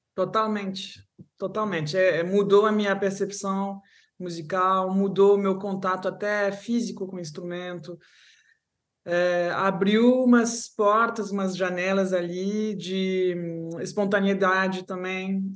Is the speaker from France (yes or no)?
yes; Paris, Île-de-France, France; accent: Brazilian Portuguese; moved away as an adult; also born or lived in Rio de Janeiro, Brazil; meu pai é, era francês, então fomos para Paris, né, a cidade dele. Cheguei então em Paris com três anos, até menos, dois anos e pouco